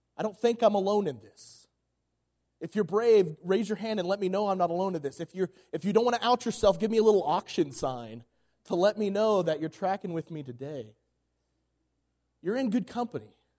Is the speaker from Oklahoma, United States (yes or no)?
yes; Oklahoma, United States; moved away as an adult; now in Colorado, United States; I'm from Oklahoma